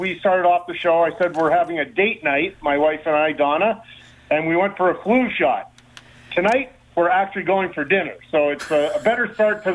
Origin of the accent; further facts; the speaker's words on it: Edmonton, Alberta, Canada; I grew up in Edmonton